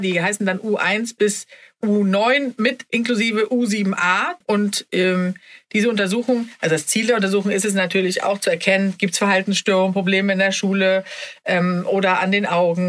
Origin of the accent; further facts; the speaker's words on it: Sweden; als Schwedin